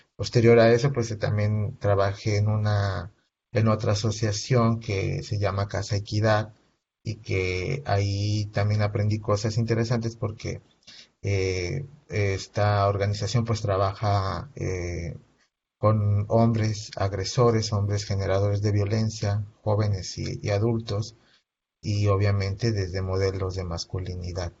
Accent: Veracruz, Mexico; now in Ciudad Juárez, Mexico; yo soy originario de Veracruz

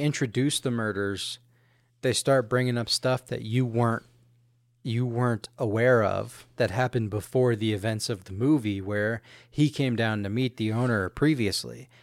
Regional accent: Houston, Texas, United States; moved away; also born or lived in Louisiana; coming from growing up in Houston, you know, it's a little different than growing up here

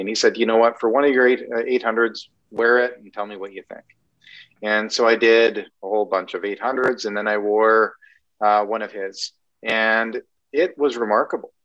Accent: Canada; I'm Canadian

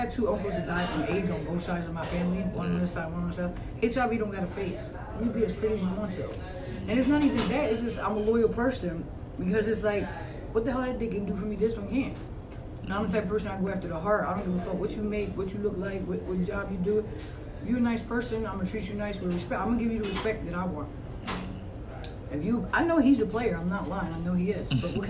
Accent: United States; I'm from the United States

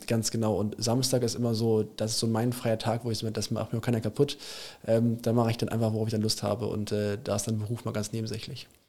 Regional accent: Germany; also born or lived in England; ich fahre auch ganz gerne als Deutscher

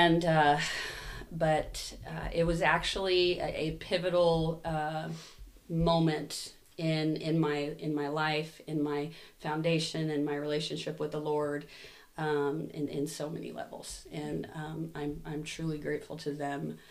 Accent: Buckeye, Arizona, United States; So I grew up here in Buckeye

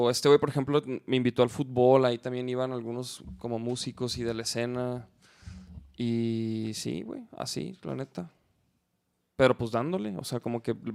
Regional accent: Chihuahua, Mexico; De Chihuahua.

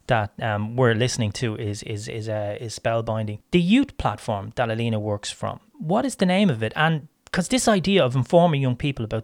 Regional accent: Ireland; I'm from Ireland

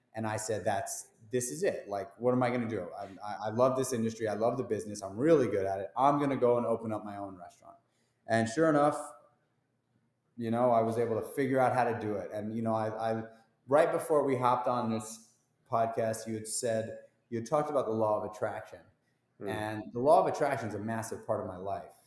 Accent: New York City, New York, United States; I grew up in New York City. I'm a New York City um, dude

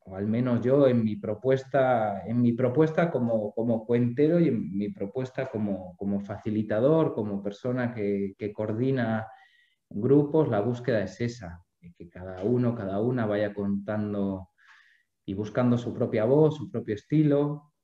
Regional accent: Spain; moved away as an adult; now in Buenos Aires, Argentina; siendo un español. A mí me recibieron de brazos abiertos

